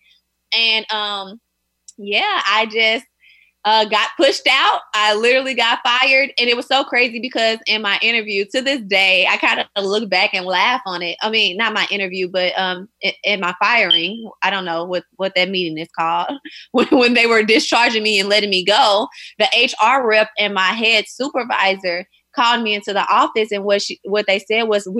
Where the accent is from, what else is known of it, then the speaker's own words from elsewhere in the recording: St. Louis, Missouri, United States; moved away as an adult; now in New York, United States; I'm from St. Louis, Missouri